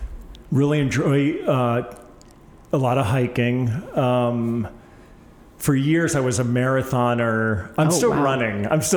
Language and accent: English; East Coast, United States; I camped almost every weekend of my young life growing up on the East Coast. We had a little 14-foot camper, you know, my mom and dad purchased